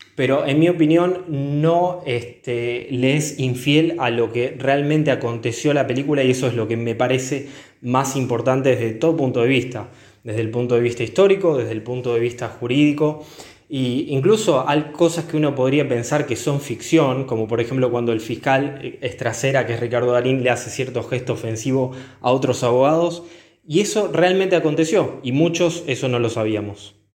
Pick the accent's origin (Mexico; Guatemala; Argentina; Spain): Argentina; los que fuimos a Verdad y somos de Argentina